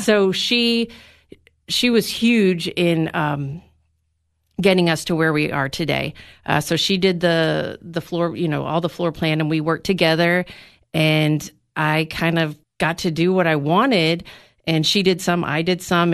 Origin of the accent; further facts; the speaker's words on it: McMinnville, Tennessee, United States; also born or lived in Nashville; we just wanted to move back to my hometown to have a small town life.